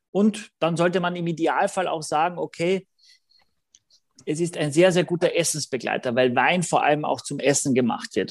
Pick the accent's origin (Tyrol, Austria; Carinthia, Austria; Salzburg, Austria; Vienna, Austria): Carinthia, Austria; Gallizien; mein Heimatort ist Galizien in Österreich mit zwei L